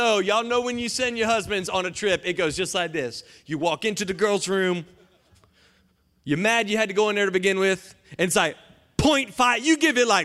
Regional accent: Johnston County, North Carolina, United States; moved away as an adult; now in Atlanta, United States; I'm from Johnson County, North Carolina, JoCo

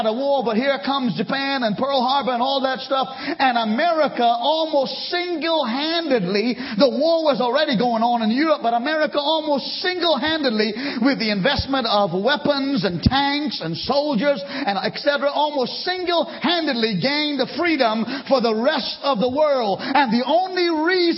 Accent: Trinidad & Tobago; also born or lived in India (ancestry); now in United States; Where I was born in Trinidad

